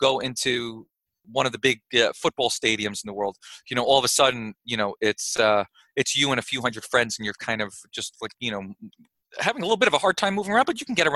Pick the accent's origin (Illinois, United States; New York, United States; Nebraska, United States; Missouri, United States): New York, United States; now in Austin, United States; I grew up in New York